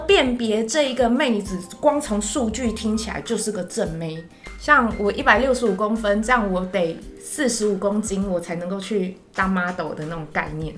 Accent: Taiwan; 我台湾人呢，我在台湾混

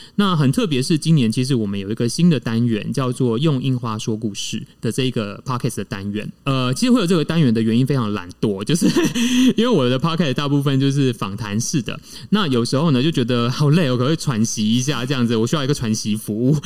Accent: Tainan, Taiwan; born or raised there; also born or lived in Taichung / Beijing / Shanghai / Bangkok

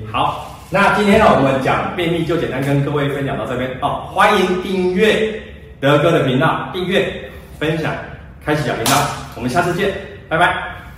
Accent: Taiwan; 我们台湾人

